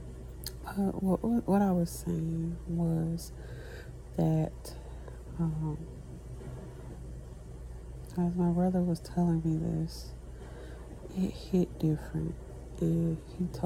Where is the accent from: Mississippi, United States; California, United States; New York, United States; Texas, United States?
Texas, United States; I'm from Texas